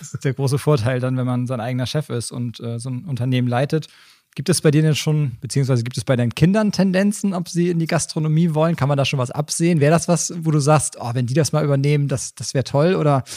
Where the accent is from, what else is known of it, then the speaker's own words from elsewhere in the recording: Schwarzenbek, Schleswig-Holstein, Germany; beide sind ja damit aufgewachsen hier in Schwarzenbeek